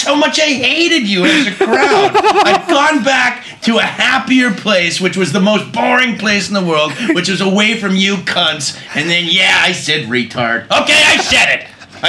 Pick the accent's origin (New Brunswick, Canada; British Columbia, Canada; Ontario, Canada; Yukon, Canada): British Columbia, Canada; Vancouver; Well, I mean, I'm from Vancouver, so he's from Seattle.